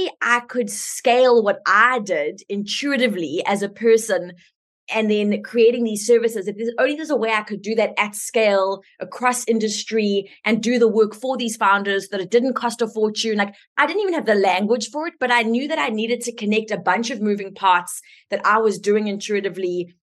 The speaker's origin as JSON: {"language": "English", "country": "South Africa", "said": "I'm South African, so let's just start with my accent"}